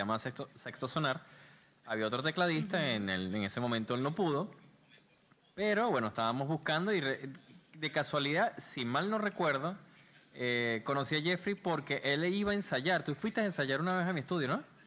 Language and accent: Spanish; Maracay, Aragua, Venezuela; now in Panama City, Panama; venimos de Maracay.